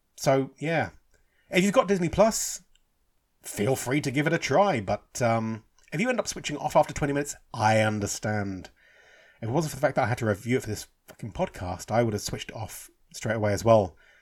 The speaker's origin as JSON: {"language": "English", "region": "England", "country": "United Kingdom", "tie": "born or raised there", "said": "I'm English, you know, I'm Irish, but I'm born and bred in England."}